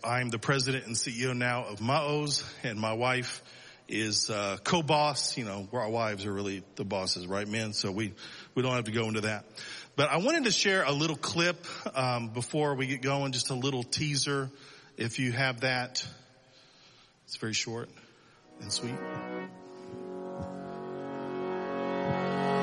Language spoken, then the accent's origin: English; Selma, Alabama, United States; moved away as an adult; also born or lived in Dallas, Texas; now in Israel; I was born in Dallas, raised in Alabama. So I'm a cowboy redneck